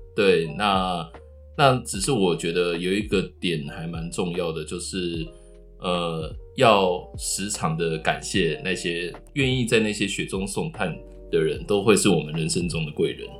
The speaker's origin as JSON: {"language": "Chinese", "region": "Tainan", "country": "Taiwan", "moved": "yes", "lives_now": "Taipei, Taiwan", "said": "我也是台南人"}